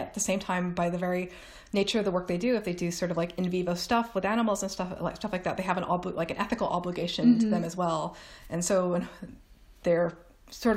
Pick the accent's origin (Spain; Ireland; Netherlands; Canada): Canada; Toronto, Ontario; moved away as an adult; now in England, United Kingdom; I am Canadian. This is England. The winter is like nothing compared to what I'm used to in Toronto